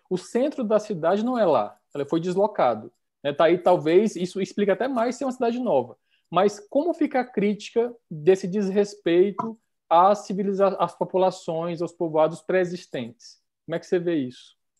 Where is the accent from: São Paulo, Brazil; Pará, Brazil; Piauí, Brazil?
Piauí, Brazil; Teresina; a minha cidade natal é uma das cidades novas